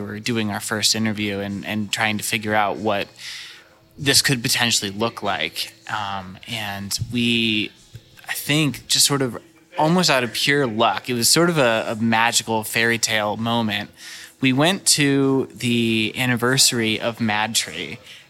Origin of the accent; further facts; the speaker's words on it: St. Louis, Missouri, United States; also born or lived in Walnut Hills, Cincinnati, Ohio; now in Cincinnati, United States; I grew up in St. Louis, so I'm very familiar with Schlafly and all of those really wonderful breweries, but I don't get to go there very much because I don't live there anymore.